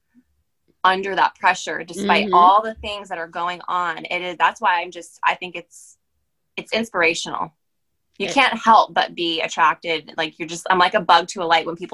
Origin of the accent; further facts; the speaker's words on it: Maryland, United States; moved away as an adult; also born or lived in Pennsylvania; I'm actually from Maryland. So I was back home for me